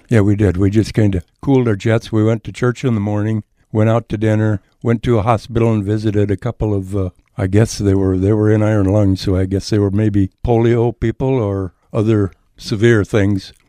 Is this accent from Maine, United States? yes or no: no; Edgerton, Minnesota, United States; moved away as an adult; also born or lived in upstate New York; now in New York, United States; I was born and raised on a farm in southern, southwestern Minnesota